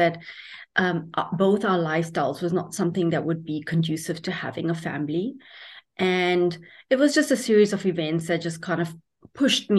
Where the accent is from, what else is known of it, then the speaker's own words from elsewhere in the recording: South Africa; moved away as an adult; now in Calgary, Canada; I'm born and brought up in South Africa